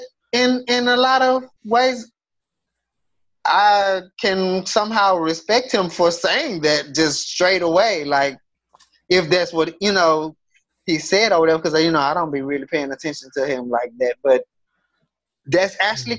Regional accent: Houston, Texas, United States; growing up in Houston

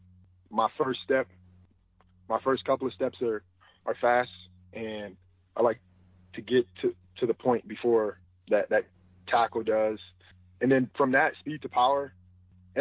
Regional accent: Wisconsin, United States; I grew up in Wisconsin

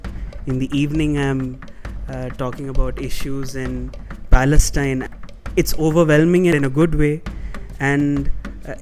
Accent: India; from India

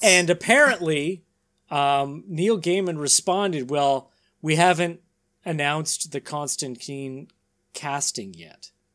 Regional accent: Canada; we're Canadian and we can read French

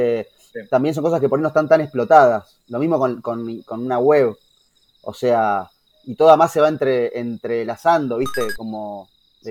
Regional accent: Haedo, Buenos Aires Province, Argentina; como somos de Aedo, conocemos a los pibes de …

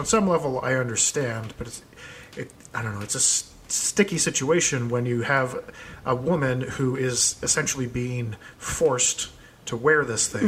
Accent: Seattle, Washington, United States; Growing up in Seattle

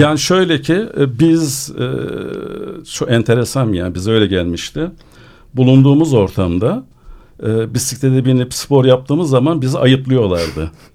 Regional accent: Adana, Turkey; born or raised there

